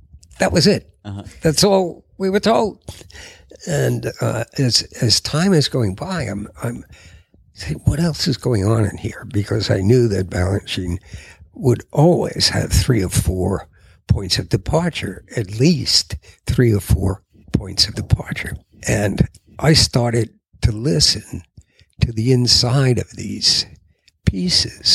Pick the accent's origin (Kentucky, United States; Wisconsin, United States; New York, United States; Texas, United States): New York, United States; New York City; I grew up in Queens